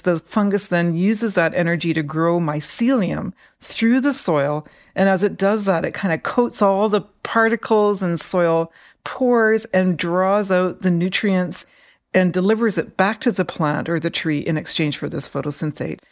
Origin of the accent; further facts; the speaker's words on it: British Columbia inland rainforest, Canada; I grew up in what are called the inland rainforests